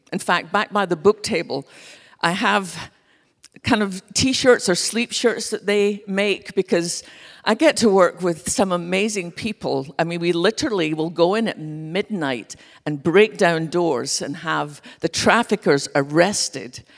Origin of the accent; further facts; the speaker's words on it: west coast of Scotland, United Kingdom; now in Dallas, United States; I grew up with from just being a little girl in our little church on the west coast of Scotland